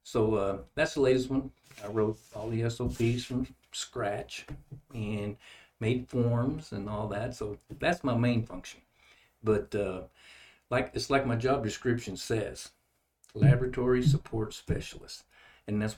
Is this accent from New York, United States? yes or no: no; Odessa, Texas, United States; also born or lived in Levelland, Texas / Fort Stockton, Texas; now in New Braunfels, United States; I was born in Levelland, Texas, and I grew up mostly in Odessa and then Fort Stockton. I graduated from high school in Fort Stockton